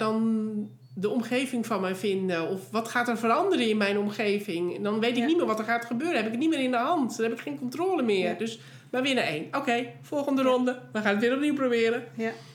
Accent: Netherlands; wij voelen niet als Nederlander

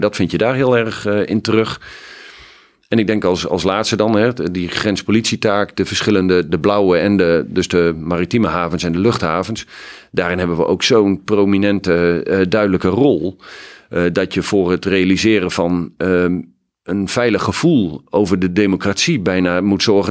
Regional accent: Hoogeveen, Drenthe, Netherlands; ik ben ontzettend fijn opgegroeid in Hogeveen

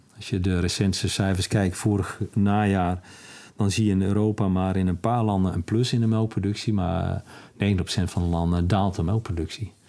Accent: Netherlands; als Nederlanders

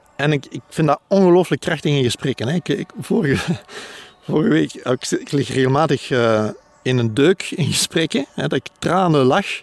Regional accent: Antwerp, Flanders, Belgium; ik ben van Antwerpen

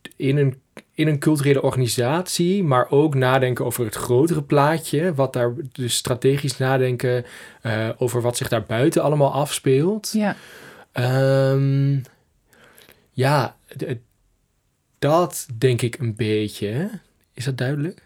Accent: Twente, Overijssel, Netherlands; ik kom uit uh, Twente, uit het oosten van het land.

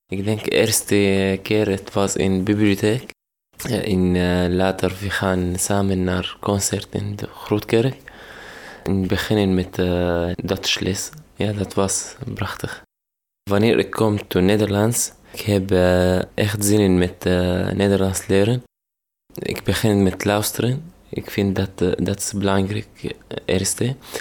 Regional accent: Syria; Dutch is a second language; moved away as an adult; now in Warmond, Netherlands; ik kom uit Syrië.

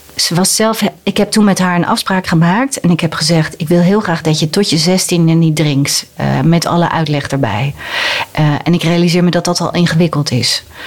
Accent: Netherlands; als Nederlander

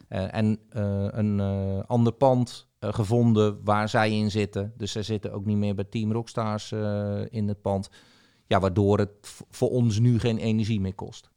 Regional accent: Zeeuws-Vlaanderen, Zeeland, Netherlands; in de regio waar ik ben opgegroeid, eh, in eh, zuid vlaanderen

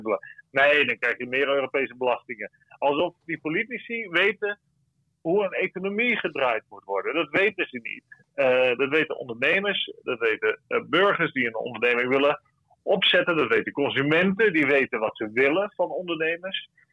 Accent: Netherlands; wij hebben als Nederlanders

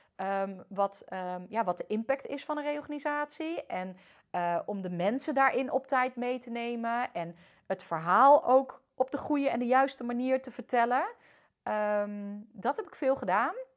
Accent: Netherlands; also born or lived in France; al ben ik hier voornamelijk opgegroeid

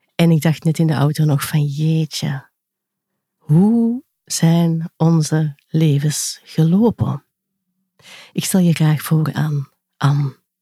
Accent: Kempen, Flanders, Belgium; wij komen uit de Kempen.

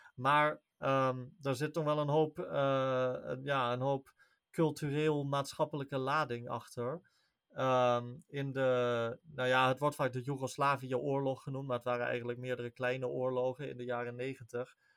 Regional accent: Netherlands; wij als Nederlanders

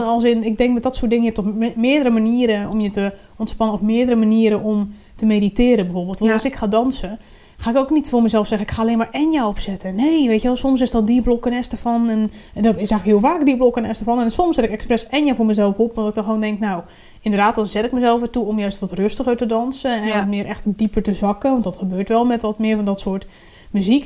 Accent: Randstad, Netherlands; now in Groningen, Netherlands; ik kom uit Randstad

